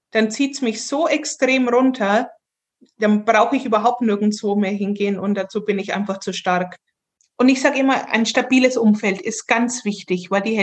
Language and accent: German; Bavaria, Germany; Und gerade unser fränkisches Essen ist furchtbar.